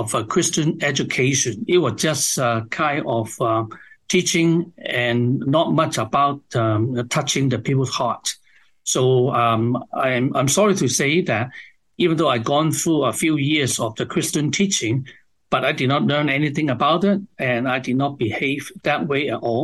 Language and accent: English; Hong Kong; moved away as an adult; also born or lived in China / United States; now in Toronto, Canada; I was raised up in Hong Kong